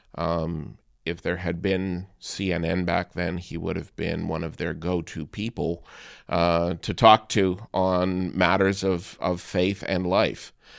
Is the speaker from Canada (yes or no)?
yes; Canada; being a Canadian